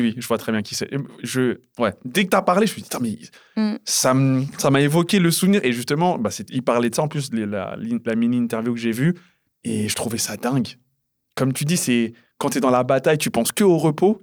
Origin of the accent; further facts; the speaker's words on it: United States; je suis américain.